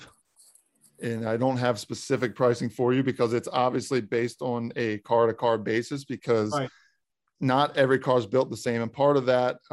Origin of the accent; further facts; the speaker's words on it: Maryland, United States; I'm from Maryland